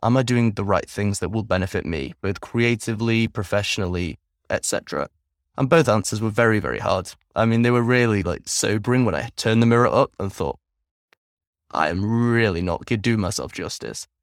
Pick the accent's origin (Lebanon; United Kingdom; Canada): United Kingdom; England; moved away as an adult; also born or lived in Netherlands; now in Vietnam; I grew up primarily in England from the ages of three until 22, 21 actually